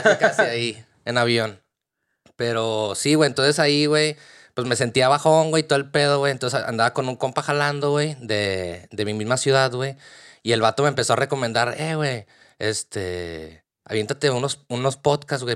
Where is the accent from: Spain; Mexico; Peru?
Mexico; Torreón, Coahuila; moved away as an adult; now in Dublin, Ireland; soy de, de Torreón, Coahuila, México